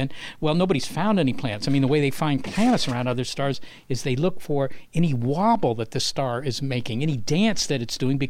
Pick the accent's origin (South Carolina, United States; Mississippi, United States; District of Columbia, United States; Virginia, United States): Virginia, United States; moved away as an adult; also born or lived in Europe; growing up in Virginia